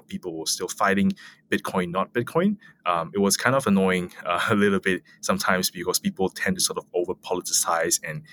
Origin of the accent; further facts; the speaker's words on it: Malaysia; I come from Malaysia